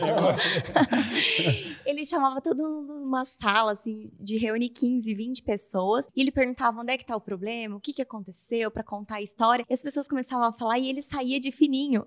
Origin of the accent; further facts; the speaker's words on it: Curitiba, Paraná, Brazil; Eu sou de Curitiba, tô aqui em BH essa semana